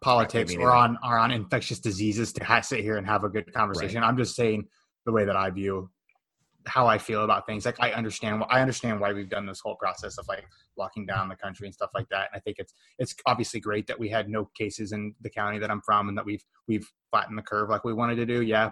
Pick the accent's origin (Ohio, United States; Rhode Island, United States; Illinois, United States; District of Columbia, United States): Illinois, United States; moved away; I'm from Illinois. You live in Illinois. So that's where most of my friends and all my family's